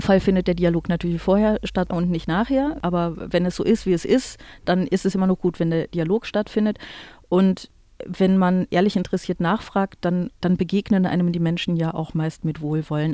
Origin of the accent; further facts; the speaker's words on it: Aachen, North Rhine-Westphalia, Germany; Ich komme ja aus Aachen